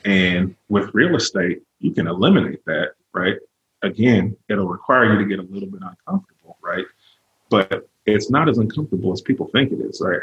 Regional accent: California, United States; moved away as an adult; also born or lived in Virginia; now in Northwest Arkansas, United States; I was born and raised in California.

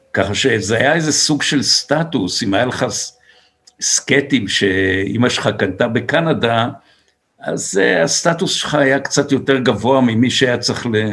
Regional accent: Israel; גדלנו בקיבוץ

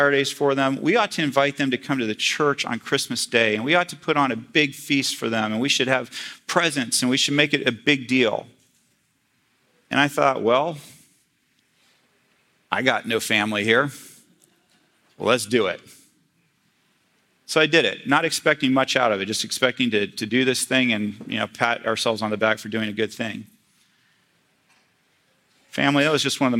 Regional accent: North Carolina, United States; moved away; growing up in North Carolina

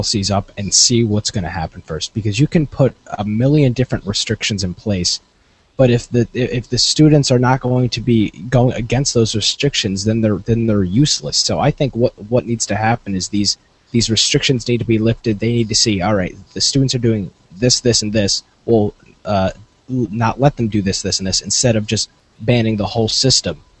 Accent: New York, United States; I'm from New York.

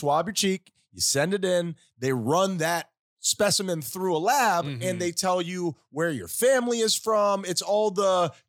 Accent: Tennessee, United States; we're from Tennessee. This could work.

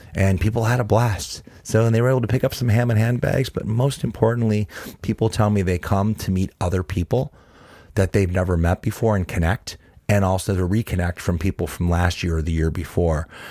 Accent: Cleveland, Ohio, United States; Born and raised in Cleveland, Ohio, was raised in my dad's little grocery store

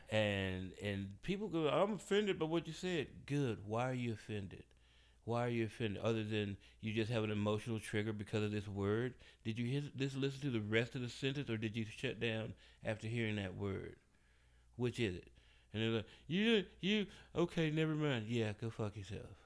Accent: Memphis, Tennessee, United States; my hometown

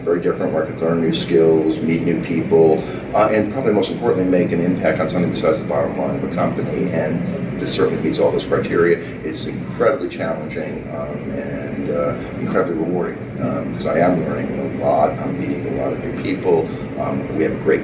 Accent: Boston, Massachusetts, United States; I grew up in Boston

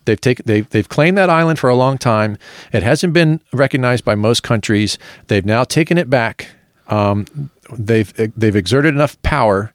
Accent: United States; being an American

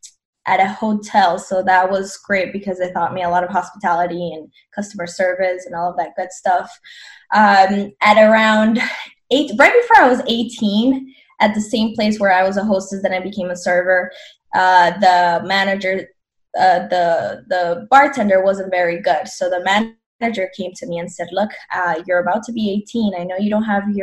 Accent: Colombia; now in United States; I'm from Colombia, born and raised

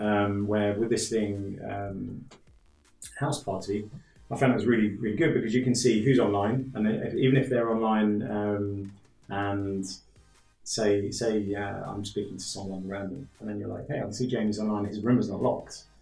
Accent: London, United Kingdom; now in Sliema, Malta; I'm from London originally.

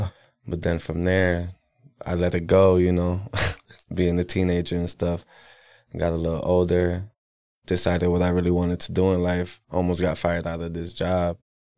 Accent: Milwaukee, Wisconsin, United States; bro, and I'm from Milwaukee, Wisconsin, born and raised.

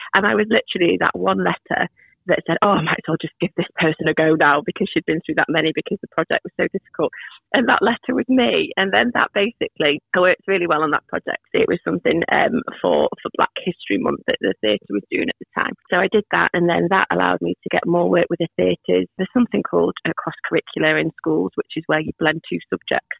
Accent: Nantwich, North West England, United Kingdom; also born or lived in Manchester / Liverpool; I grew up here in Nantwich, and then I went to university in Manchester, and then I worked in Liverpool

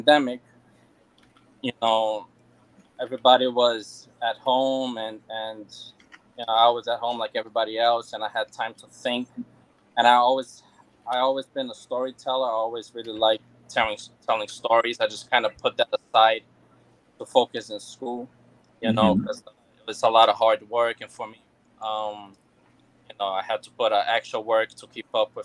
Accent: Brazil; English is a second language; now in United States; growing up, you know, I'm from Brazil, and, when I came to the United States, it was a bit difficult for me to adapt. because you know, I didn't know any word in English.

